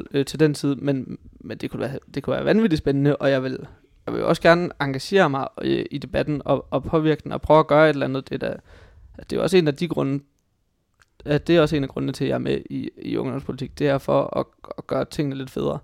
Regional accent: Hobro, North Denmark Region, Denmark; moved away as an adult; now in Aarhus, Denmark; Jeg er fra øh, en, en lille gård uden for Hobro i Nordjylland

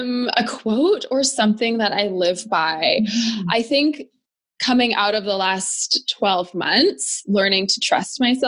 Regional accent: Edmonton, Alberta, Canada; I'm from Edmonton, Alberta, born and raised.

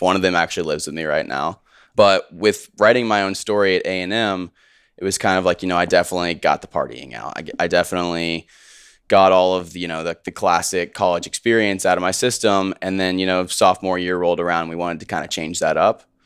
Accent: Houston, Texas, United States; also born or lived in Richmond, Virginia; now in Austin, United States; I grew up in Richmond, Virginia. Grew up there till I was eight. My dad got a job in oil in Houston, so we moved to Houston. And then I lived there until I went to college.

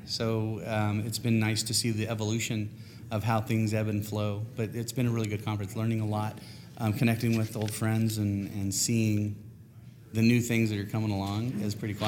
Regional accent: California, United States; I'm from California

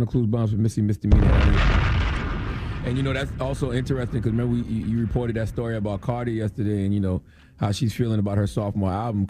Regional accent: Moncks Corner, South Carolina, United States; because the Braves used to always be on TV growing up in Monk's Corner, South Carolina.

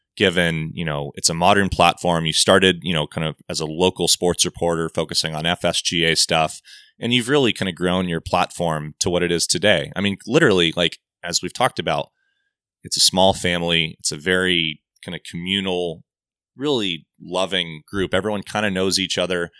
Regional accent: Southern California, United States; I grew up in Southern California

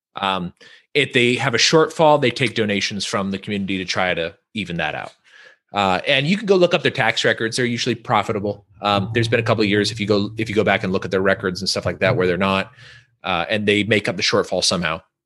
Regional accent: Northern California, United States; moved away; we're from Northern California, so a different part of California than what people normally think about.

